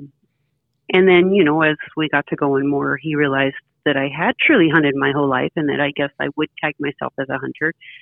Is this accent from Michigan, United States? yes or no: no; north of Elko, Nevada, United States; also born or lived in Antelope, Oregon; now in Oregon, United States; Just north of Elko, Nevada